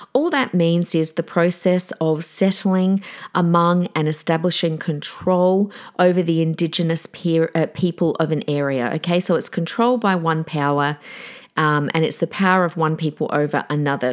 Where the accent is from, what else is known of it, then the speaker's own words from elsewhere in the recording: South Australia, Australia; accent: South Australian; now in Queensland, Australia; I'm from South Australia originally, but I live in Queensland.